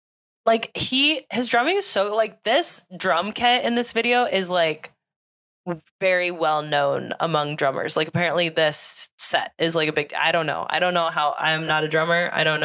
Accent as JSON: {"language": "English", "town": "Nashville", "region": "Tennessee", "country": "United States", "said": "like I love that I am from Nashville, live in Nashville, we're Nashville, Nashville people, Nashville, Nashville"}